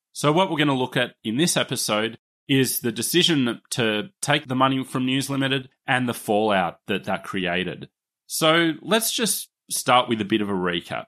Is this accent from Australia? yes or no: yes; Australia; accent: Australian; my Australian accent